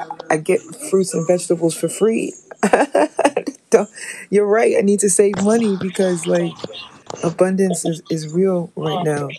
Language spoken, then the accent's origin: English; New York City, New York, United States; I'm from Harlem.